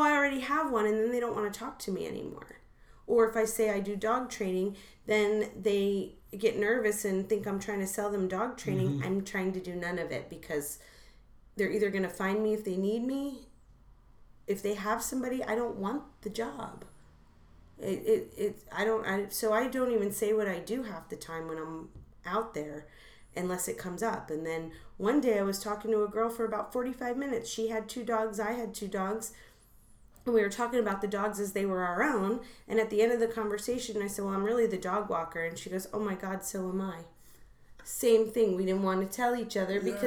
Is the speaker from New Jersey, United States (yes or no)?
yes; New Jersey, United States; now in Los Angeles, United States; I'm from Jersey